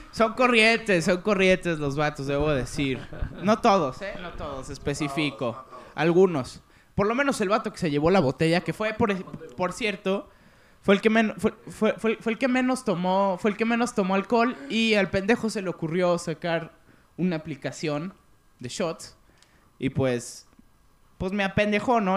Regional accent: Mexico; siendo mexicano

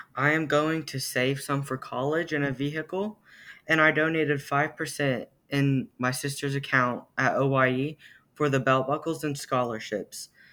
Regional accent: Amber, Oklahoma, United States; I am from Amber, Oklahoma

